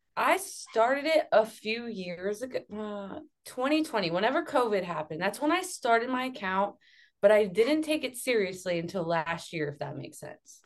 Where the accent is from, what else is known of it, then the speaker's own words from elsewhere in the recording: Akron, Ohio, United States; moved away as an adult; also born or lived in Youngstown, Ohio / Pittsburgh, Pennsylvania; I moved from Akron to Youngstown because I went to Youngstown State.